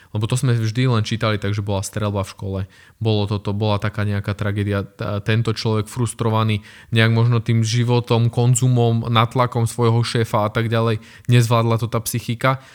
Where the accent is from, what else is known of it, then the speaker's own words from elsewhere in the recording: Slovakia; my sme Slováci